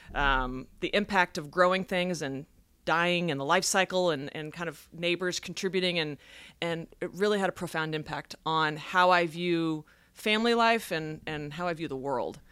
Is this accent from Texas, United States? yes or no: yes; Dallas, farm in North Texas, United States; I grew up in Dallas, but when I was about ten, my parents moved us to a farm.